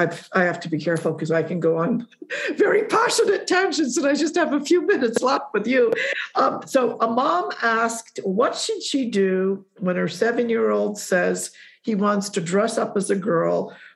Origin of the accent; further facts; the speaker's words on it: Poland; born there; Again, I was born in Poland, raised by two Polish parents.